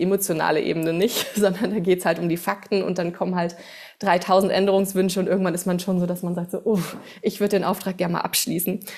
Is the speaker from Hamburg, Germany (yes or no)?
no; Bad Homburg, Hesse, Germany; first language German; ich komme aus Bad Homburg, das ist in der Nähe von Frankfurt